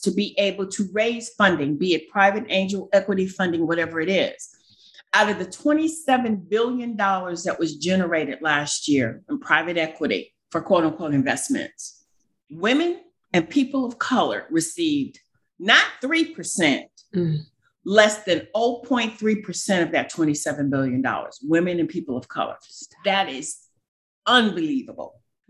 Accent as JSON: {"language": "English", "town": "Cleveland", "region": "Ohio", "country": "United States", "said": "You know, I'm from Cleveland, Ohio."}